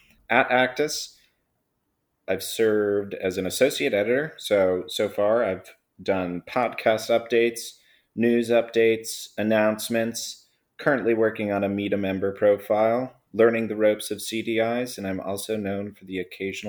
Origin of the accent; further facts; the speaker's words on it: Newburyport, Massachusetts, United States; I hail from Newburyport, Massachusetts. I went to UMass Amherst.